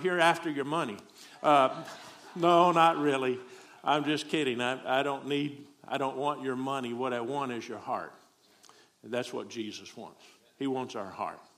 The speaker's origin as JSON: {"language": "English", "region": "Texas", "country": "United States", "tie": "born or raised there", "also_born_or_lived": "South Korea / San Dimas, California / Springdale, Arkansas", "accent": "southern", "moved": "as an adult", "said": "I grew up in Texas"}